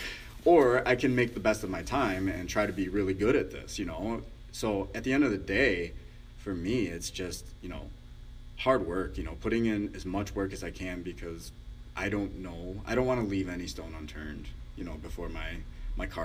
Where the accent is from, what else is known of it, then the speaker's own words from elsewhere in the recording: Chicago, Illinois, United States; growing up in Chicago